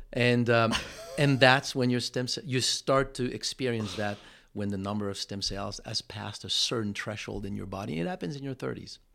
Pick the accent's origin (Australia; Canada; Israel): Canada; Montreal, Quebec; first language French; English is a second language; moved away as an adult; also born or lived in California; now in Austin, United States; I'm living in Montreal.